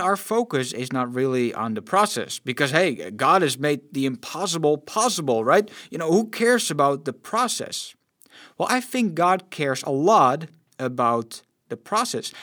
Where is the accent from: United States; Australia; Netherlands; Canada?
Netherlands; I'm born and raised in the Netherlands